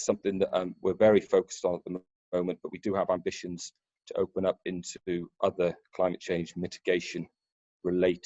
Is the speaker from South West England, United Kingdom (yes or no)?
no; Pembrokeshire, southwest Wales, United Kingdom; I grew up in Pembrokeshire, in southwest Wales, around the oil and gas refineries and terminals down there